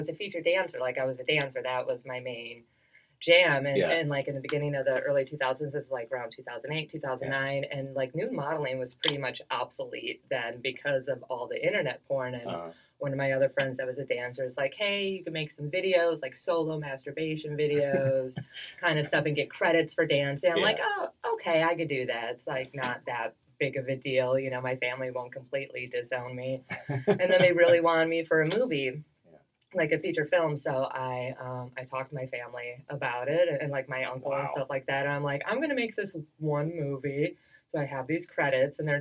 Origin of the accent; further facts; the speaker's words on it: Milwaukee, Wisconsin, United States; I'm originally from Milwaukee, Wisconsin